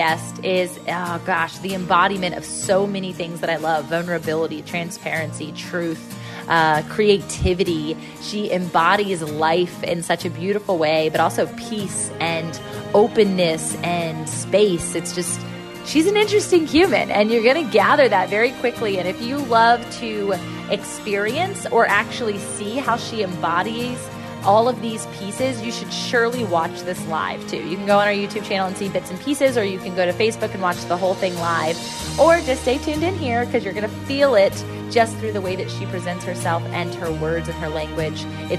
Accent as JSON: {"language": "English", "town": "Virginia Beach", "region": "Virginia", "country": "United States", "tie": "born or raised there", "said": "especially with a little bit of snow outside in my hometown in Virginia Beach, Virginia, a fire on."}